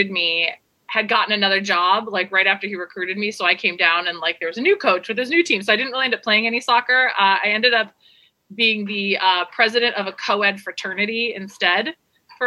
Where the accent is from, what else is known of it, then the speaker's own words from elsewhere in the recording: Seattle, Washington, United States; moved away as an adult; also born or lived in Virginia / California; now in Costa Rica; I grew up in Seattle. I was born in Virginia, moved to Seattle when I was 4 with my family, lived in Seattle for till 18